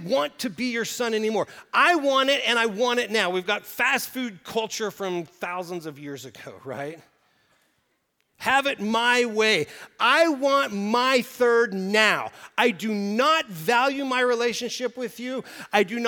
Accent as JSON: {"language": "English", "region": "Oklahoma Panhandle", "country": "United States", "tie": "born or raised there", "said": "I grew up in the Oklahoma Panhandle"}